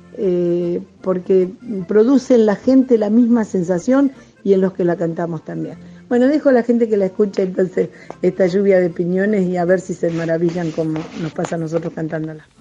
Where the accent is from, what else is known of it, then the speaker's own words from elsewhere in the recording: Patagonia, Argentina; desde mi lugar, desde mi tierra. Les doy un abrazo patagónico